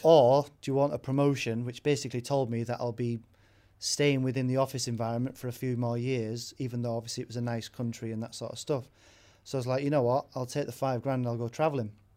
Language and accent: English; Warrington, North West England, United Kingdom; also born or lived in York; I was born in York, uh, and then grew up in Warrington, which is where my mum lives